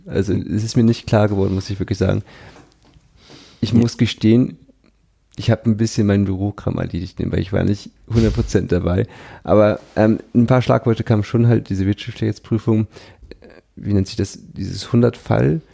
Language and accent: German; Pinneberg, Schleswig-Holstein, Germany; also born or lived in Kiel; ich komme ja aus Pinneberg, also okay. bin ich geboren nördlich von Hamburg